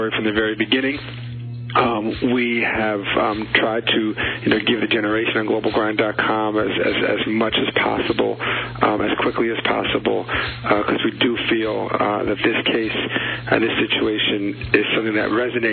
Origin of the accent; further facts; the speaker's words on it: United States; I'm American